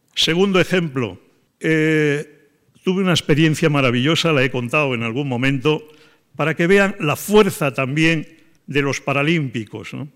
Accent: Galician coast, Spain; moved away; also born or lived in Palma de Mallorca; de la costa gallega donde yo nací

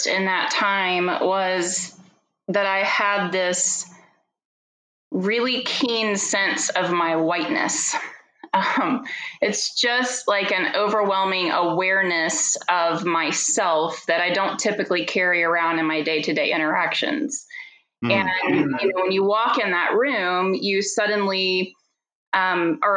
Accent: the South, United States; I grew up in the South

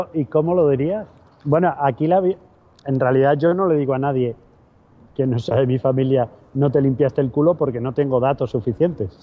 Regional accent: Madrid, Community of Madrid, Spain; now in Seville, Spain; yo soy de Madrid, aunque vivo en Sevilla

